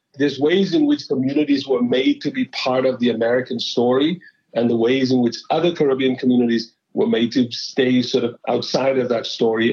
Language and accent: English; Cape Town, Western Cape, South Africa; moved away as an adult; now in New York, United States; I am originally from Cape Town. um, in South Africa, where I was born and grew up